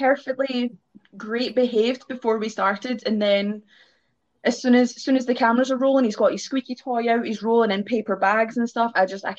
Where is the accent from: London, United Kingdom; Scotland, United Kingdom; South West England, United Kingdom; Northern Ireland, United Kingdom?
Scotland, United Kingdom; Glasgow; I come from Glasgow, Scotland.